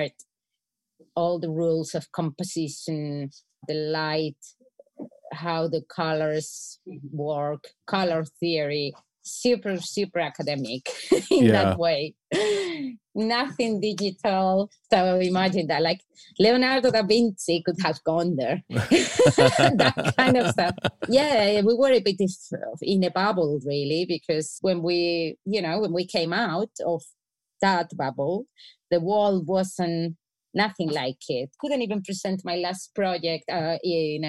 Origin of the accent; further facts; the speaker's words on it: Spain; I'm from Spain.